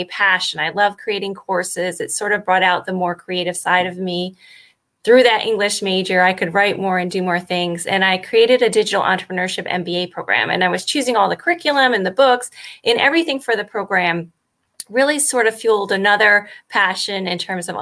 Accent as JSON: {"language": "English", "region": "Connecticut", "country": "United States", "tie": "born or raised there", "also_born_or_lived": "Miami", "moved": "as an adult", "said": "I grew up in Connecticut"}